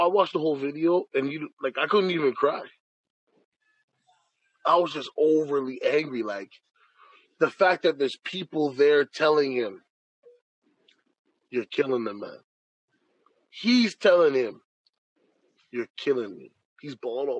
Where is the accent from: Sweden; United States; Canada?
Canada; I'm Canadian, we're Canadian